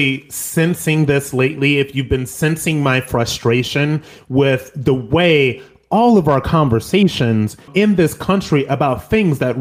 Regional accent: United States; as an American

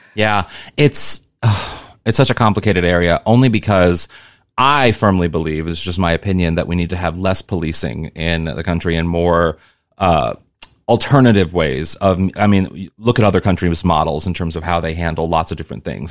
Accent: Missouri, United States; moved away as an adult; also born or lived in New York / Los Angeles; I come from Missouri

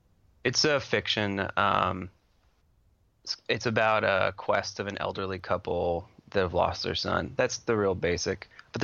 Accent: Washington, United States; These two work really well together, especially since I'm from Washington.

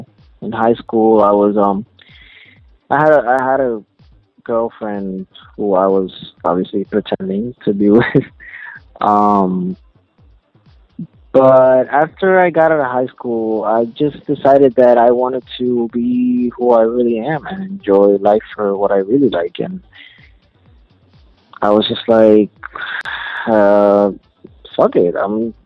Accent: Bayamón, Puerto Rico; I was born and raised in Puerto Rico

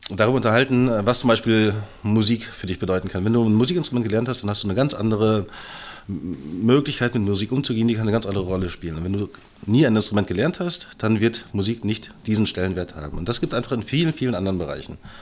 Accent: Brandenburg, Germany; ich bin ja, äh, wie schon öfter in diesem Podcast erwähnt, Brandenburger. Ich fahre nach Berlin rein, gucke mir an, was ihr so macht, fahre wieder nach Hause

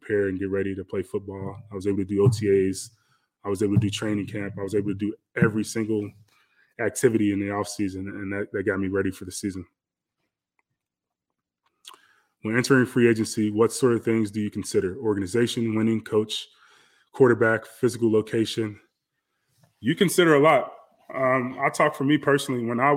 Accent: Chicago, Illinois, United States; I grew up in Chicago

